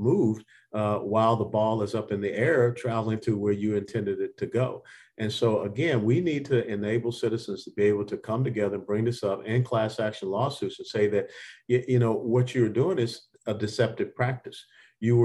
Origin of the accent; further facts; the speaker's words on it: Georgia, United States; moved away as an adult; also born or lived in Tennessee; now in Texas, United States; I was born and raised in Georgia